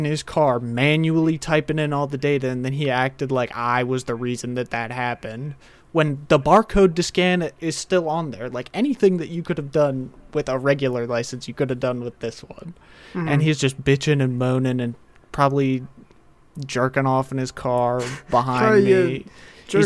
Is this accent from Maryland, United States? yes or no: yes; Bel Air, Maryland, United States; my hometown. Don't want to, well, I'll say it. It's Bel Air, Maryland